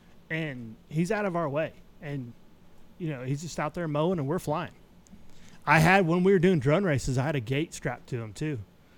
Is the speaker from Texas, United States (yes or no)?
no; Bethel, Alaska, United States; now in Oklahoma, United States; I was born in Bethel, Alaska.